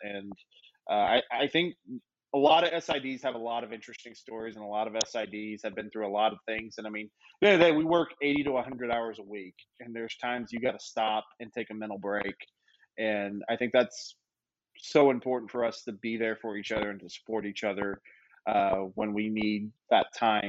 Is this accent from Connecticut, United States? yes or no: no; Louisiana, United States; I lived in Memphis. I'm from Louisiana.